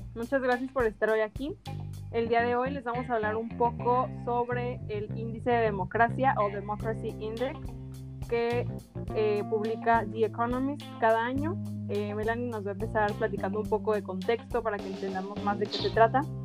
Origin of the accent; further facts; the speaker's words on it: Mexico; como mexicanos